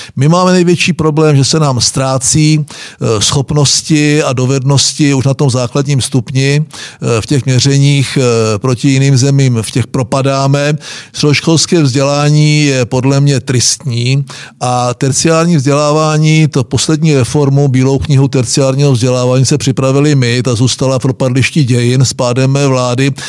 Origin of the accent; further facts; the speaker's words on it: Moravian Wallachia, Czechia; my Valaši